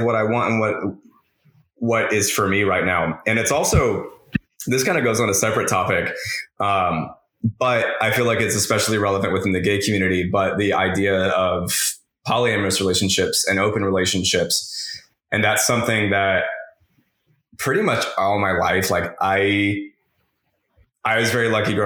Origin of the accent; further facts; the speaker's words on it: the Bible Belt, United States; growing up in the Bible Belt